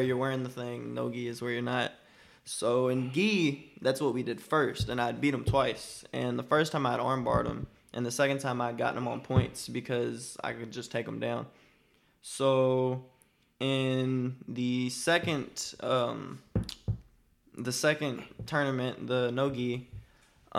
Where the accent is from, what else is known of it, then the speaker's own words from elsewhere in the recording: Louisville, Kentucky, United States; I'm not from a hood. I'm from Fern Creek